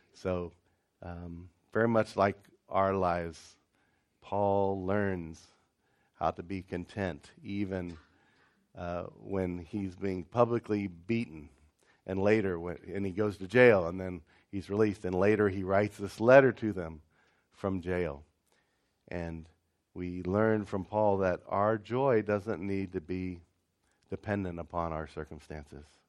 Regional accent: Ohio, United States; I grew up in Ohio

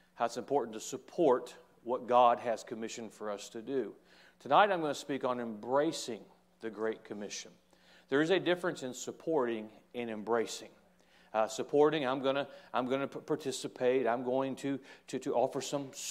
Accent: United States; I'm an American. I embrace

